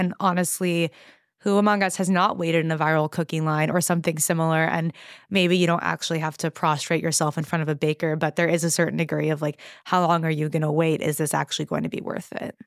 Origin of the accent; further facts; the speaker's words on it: Los Angeles, California, United States; that I grew up with in Los Angeles